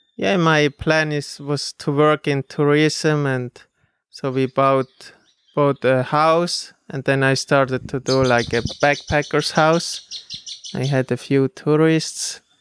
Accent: Switzerland; moved away as an adult; I grew up in Switzerland

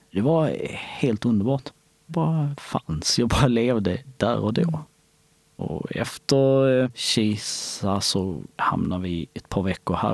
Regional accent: Kosovo; now in Sweden; Alltså visst, vi hade ju skog i, hemma i Kosovo också. Men det var, inte, det var inte så stort, det var inte så mycket som här.

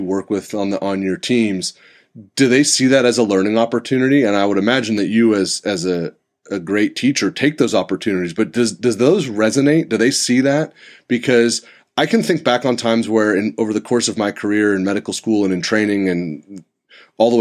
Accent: Santa Rosa, California, United States; also born or lived in San Diego; I moved back to my hometown. I'm in Santa Rosa

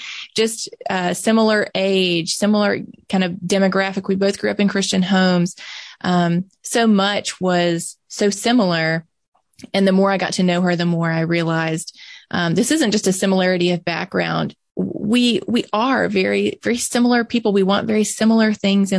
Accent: Mississippi, United States; I'm born and raised in Mississippi.

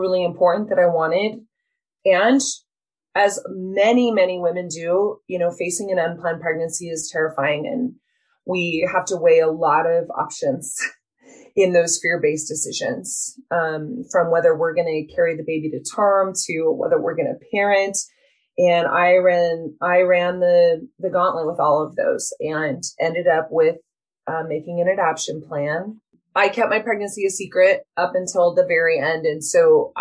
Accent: Utah, United States; I'm born and raised in Utah

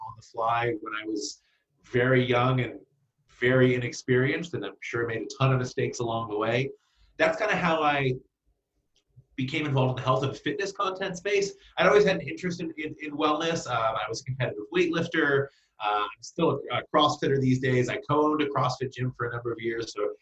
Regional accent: Central Kentucky, United States; now in Brooklyn, United States; I was born and raised in Central Kentucky

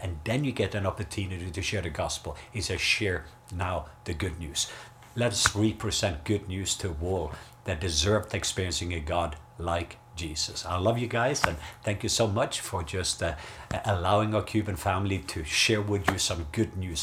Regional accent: Norway; I grew up in Norway

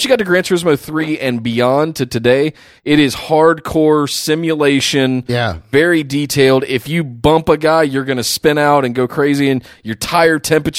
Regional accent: Charlotte, North Carolina, United States; I grew up in Charlotte.

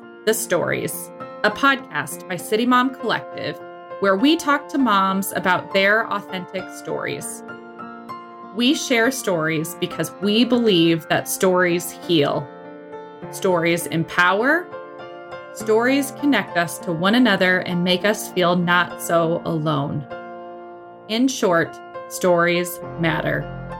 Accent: Montana, United States; now in Michigan, United States; I'm originally from Montana.

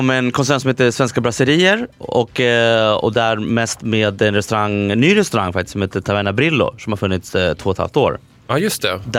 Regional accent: London, United Kingdom; also born or lived in Santiago, Chile; Eh, och sen så jag, flyttade, jag, flyttade vi till London. Så gick jag i skola där, var uppväxt där ett tag.

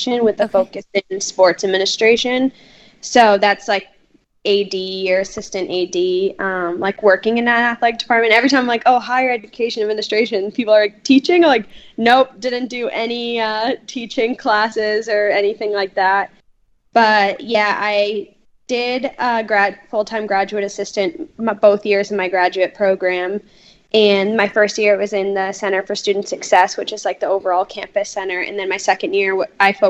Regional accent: Peabody, Massachusetts, United States; I grew up in Peabody, Mass

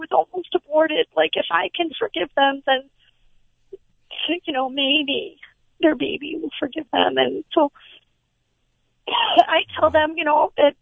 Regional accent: Michigan, United States; I'm from Michigan

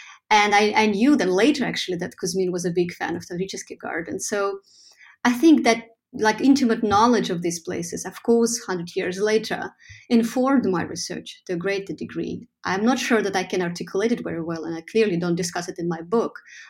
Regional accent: Saint Petersburg, Russia; moved away as an adult; St. Petersburg, my hometown, from walking around in it as a teenager, as a young adult. I left city when I was 23 for my studies

